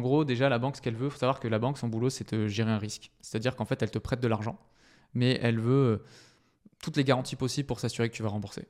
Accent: Bordeaux, Nouvelle-Aquitaine, France; moved away as an adult; now in Paris, France; je suis originaire du sud de la France, de Bordeaux plus précisément, où j'ai passé toute mon enfance et aussi mes études. Et ça fait six ans que je vis sur Paris

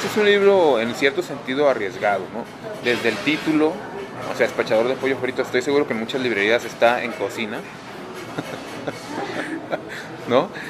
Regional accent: northern Mexico, Mexico; al lugar de donde provengo

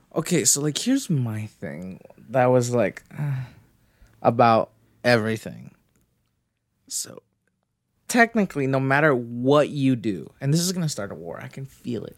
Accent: Canada; I'm Canadian

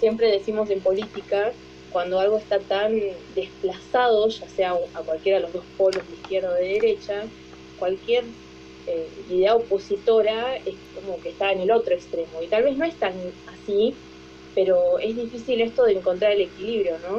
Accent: Tierra del Fuego, Argentina; soy de Argentina, de Tierra del Fuego, del sur-sur

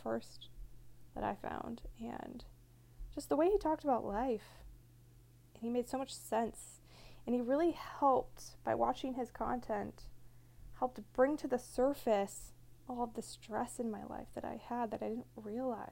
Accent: Michigan, United States; moved away; also born or lived in California; I grew up in Michigan

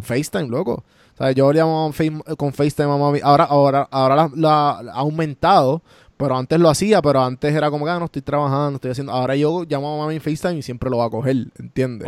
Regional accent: Puerto Rico; moved away as an adult; now in Atlanta, United States; somos boricuas criados en Puerto Rico y nos fuimos literal por María, los tres.

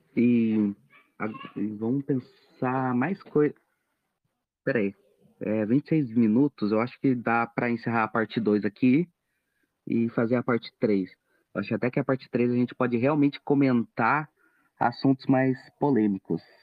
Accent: Brazil; eu sou brasileiro

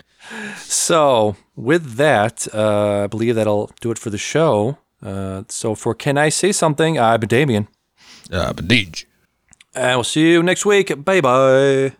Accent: United States; I'm American

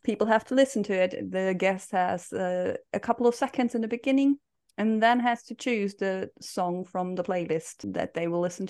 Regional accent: Scotland, United Kingdom; Well, no, I'm properly Scottish.

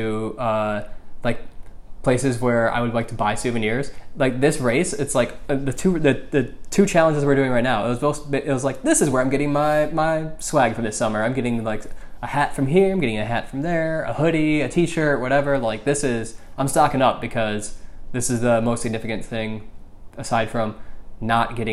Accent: Michigan, United States; moved away; I'm from Michigan

